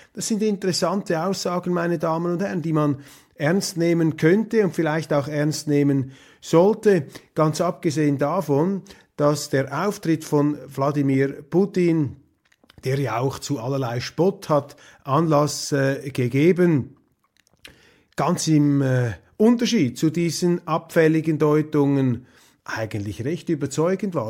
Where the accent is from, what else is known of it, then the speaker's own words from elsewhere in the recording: Switzerland; wir Schweizer